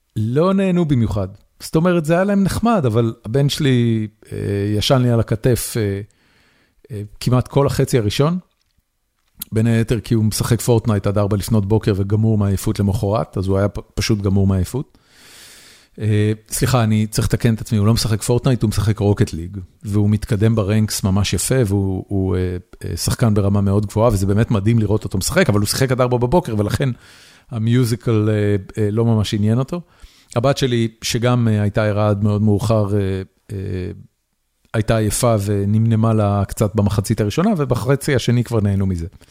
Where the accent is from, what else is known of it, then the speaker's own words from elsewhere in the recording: Haifa, Haifa District, Israel; moved away as an adult; also born or lived in Tel Aviv; גדלתי בחיפה